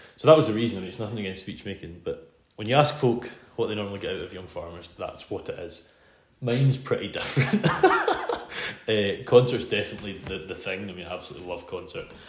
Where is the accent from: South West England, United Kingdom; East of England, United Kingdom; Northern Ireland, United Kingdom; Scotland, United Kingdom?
Scotland, United Kingdom; Isle of Arran; I'm from Isle of Arran, um, not the one that's famous for wool, the one that's famous for whiskey